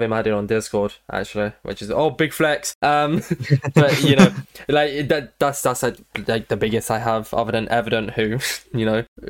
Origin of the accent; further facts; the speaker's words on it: United Kingdom; Because we're both British, so we talk all the time.